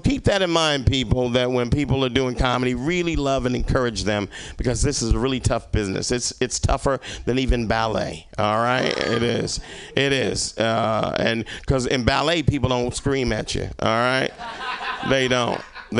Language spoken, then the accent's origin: English; Little Rock, Arkansas, United States; when I moved here, I came from Arkansas, right? I came from Little Rock, fucking Arkansas, the land of opportunity, all right? My opportunity was fucking leaving, all right?